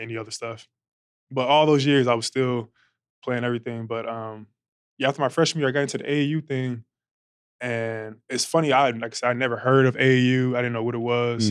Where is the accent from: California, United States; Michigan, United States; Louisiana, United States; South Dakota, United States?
California, United States; Long Beach; I'm from Long Beach, California, born and raised